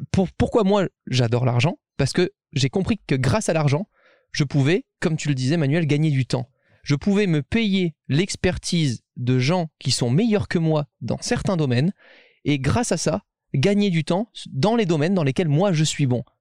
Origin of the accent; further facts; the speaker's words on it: Monaco; les gens forcément savent que je viens de Monaco.